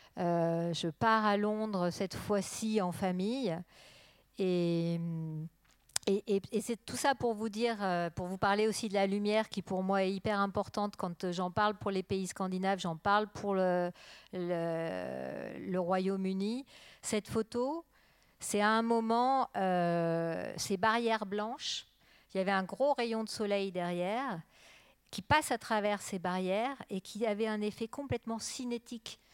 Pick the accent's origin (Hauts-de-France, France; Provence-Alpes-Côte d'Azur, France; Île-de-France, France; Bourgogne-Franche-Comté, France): Bourgogne-Franche-Comté, France; Burgundy; now in Arles, France; je viens de Bourgogne